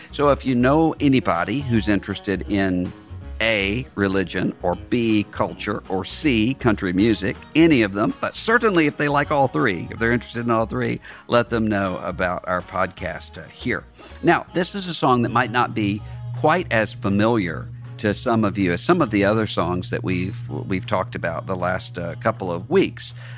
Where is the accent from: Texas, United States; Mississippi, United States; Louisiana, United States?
Mississippi, United States; Mississippi Gulf Coast, United States; moved away; I'm from Mississippi, but I'm from a part of Mississippi that isn't what you think